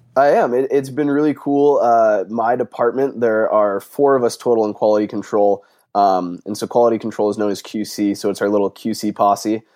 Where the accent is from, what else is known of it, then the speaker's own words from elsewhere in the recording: Phoenix, Arizona, United States; moved away as an adult; also born or lived in Leesburg, Virginia; I'm originally from Phoenix, Arizona